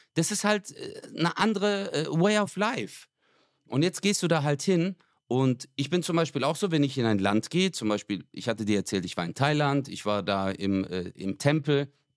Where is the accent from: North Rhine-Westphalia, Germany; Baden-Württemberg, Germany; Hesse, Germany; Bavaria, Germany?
Baden-Württemberg, Germany; Stuttgart; bei uns in Stuttgart